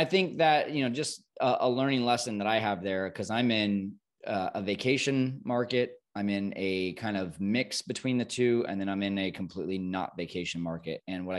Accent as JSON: {"language": "English", "region": "Tokyo", "country": "Japan", "said": "I'm from Tokyo and very familiar with the neighborhoods."}